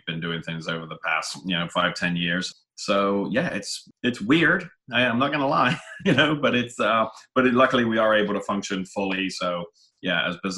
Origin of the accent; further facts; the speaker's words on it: Frome, South West England, United Kingdom; moved away as an adult; also born or lived in Scappoose, Oregon; now in Corvallis, United States; I was born and raised in England, in southwest England, down in a little town called Frome in Somerset